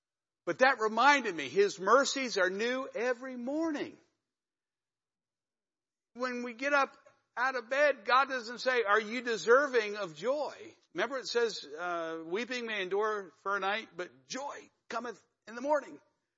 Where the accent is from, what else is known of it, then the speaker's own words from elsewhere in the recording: Northeast, United States; drinking my Joe, actually my hot tea, because I'm a Yankee from the Northeast.